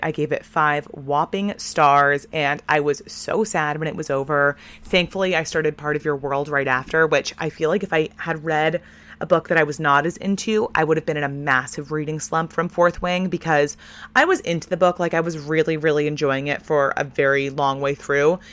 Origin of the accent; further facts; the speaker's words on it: Portland, Maine, United States; my hometown of Portland